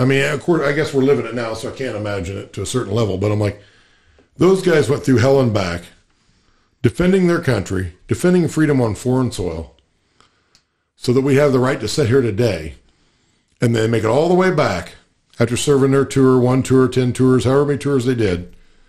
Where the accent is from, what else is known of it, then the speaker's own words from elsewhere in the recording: Illinois, United States; we're from Illinois